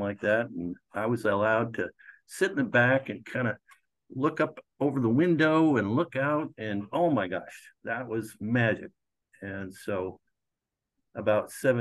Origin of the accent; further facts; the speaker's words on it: Glennallen, Alaska, United States; also born or lived in Seward, Alaska / Anchorage, Alaska; Glen Allen is where I grew up